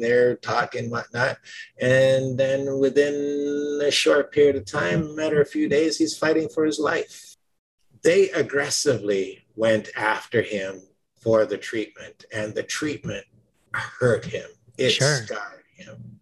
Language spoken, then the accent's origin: English; Jamaica; I was born in Jamaica